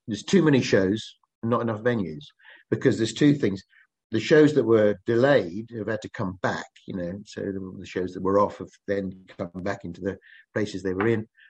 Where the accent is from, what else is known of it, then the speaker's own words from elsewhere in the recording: Kent, South East England, United Kingdom; I'm from Kent